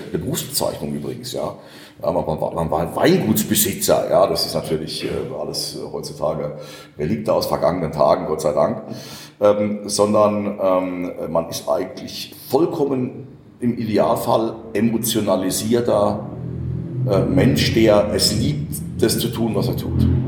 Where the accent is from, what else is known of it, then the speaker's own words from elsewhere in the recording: Rhineland-Palatinate, Germany; ich bin Pfälzer